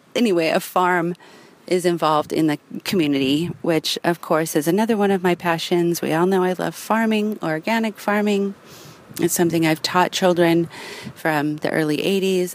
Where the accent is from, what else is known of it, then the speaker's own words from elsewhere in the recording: Los Angeles, California, United States; now in Northern California, United States; I'm also from Los Angeles